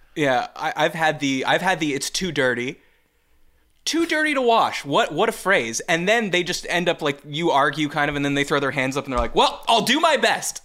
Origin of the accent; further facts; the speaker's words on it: Canada; now in Midwest, United States; as a Canadian